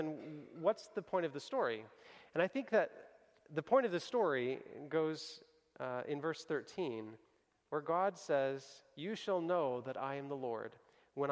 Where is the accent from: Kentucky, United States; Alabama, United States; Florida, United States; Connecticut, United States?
Kentucky, United States; moved away; I grew up in Kentucky